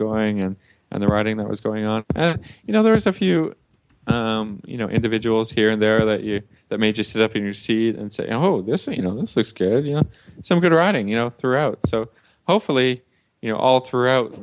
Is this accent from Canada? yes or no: yes; Canada; I'm a Canadian